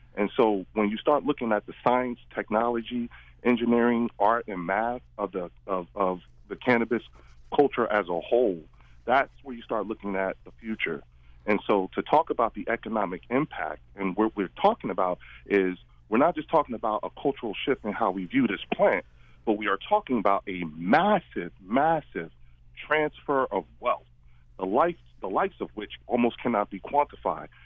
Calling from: Trenton, New Jersey, United States; I'm calling from Trenton, New Jersey.

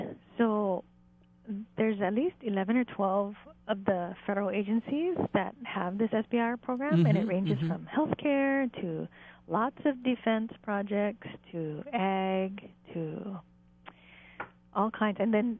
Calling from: Switzerland; Calling in from Switzerland.

